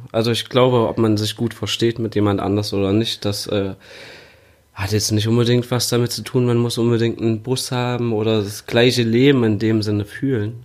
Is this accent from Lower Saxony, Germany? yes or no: no; Erfurt, Thuringia, Germany; moved away as an adult; now in Leipzig, Germany; Ursprünglich komme ich aus Erfurt, wohne aber jetzt schon seit fast 13 Jahren in Leipzig